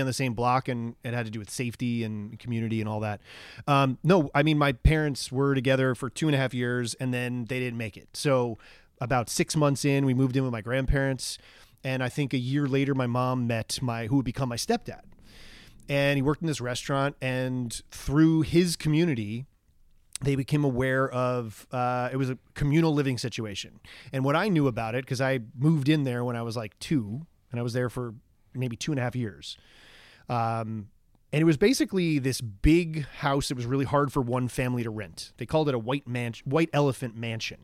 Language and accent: English; Long Island, New York, United States; moved away as an adult; I was raised in Long Island